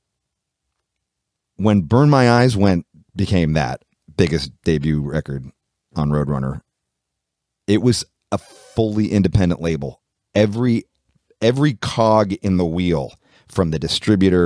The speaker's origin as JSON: {"language": "English", "town": "Oakland", "region": "California", "country": "United States", "said": "we're from Oakland, so we're from the Bay Area, so we're 6 hours north of Los Angeles."}